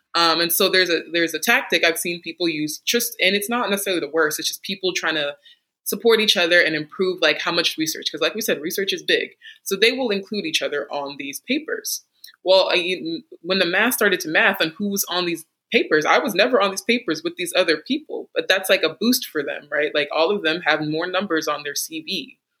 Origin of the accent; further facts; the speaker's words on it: Texas, United States; moved away as an adult; now in North Carolina, United States; I am from Texas